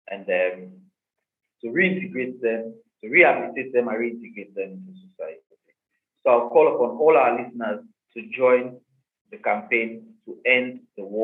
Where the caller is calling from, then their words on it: Accra, Greater Accra, Ghana; Um, yeah, I'm joining you from Accra, Ghana.